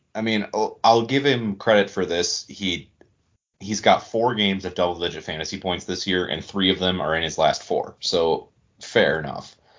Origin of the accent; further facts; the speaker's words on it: small area ~30 minutes from Tawas, Michigan, United States; I grew up in such a small area